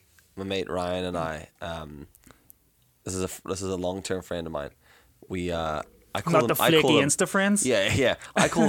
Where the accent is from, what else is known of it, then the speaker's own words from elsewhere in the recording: South Africa; accent: South African; But my accent does, like, and I think my problem is like South African accent's really flat. So like people always go, "Oh, you're Australian." I'm like, absolutely not.